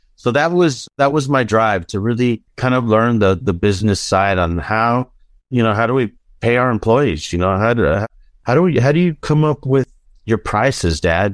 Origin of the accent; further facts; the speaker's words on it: Los Angeles, California, United States; also born or lived in Denver; now in Nashville, United States; I grew up in North Hollywood, California.